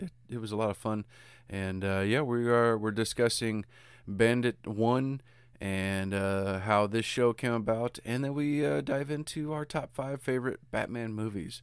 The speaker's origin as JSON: {"language": "English", "country": "United States", "said": "I'm American"}